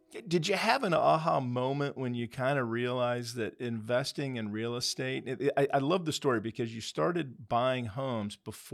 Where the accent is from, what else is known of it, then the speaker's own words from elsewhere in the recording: Castle Rock, Colorado, United States; beautiful Castle Rock, Colorado. Which was my hometown for 21 years, so I have a special heart for Colorado.